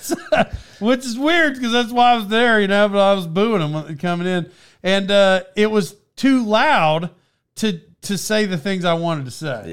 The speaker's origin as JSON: {"language": "English", "area": "Cherokee Nation", "region": "Oklahoma", "country": "United States", "said": "I'm from around there and I'm Indian"}